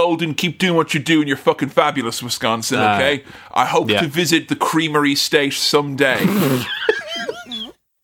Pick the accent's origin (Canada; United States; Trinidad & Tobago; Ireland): Ireland; Delvin; moved away; my hometown of Delvin